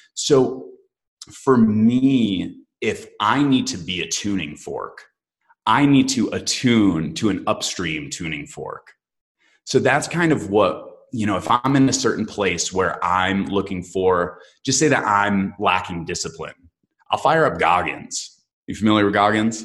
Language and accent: English; Michigan, United States; I am from Michigan